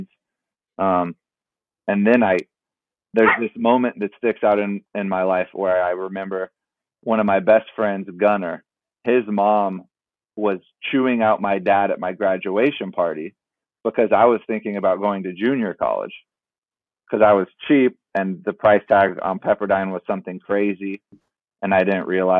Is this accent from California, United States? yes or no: yes; San Diego, California, United States; I grew up in San Diego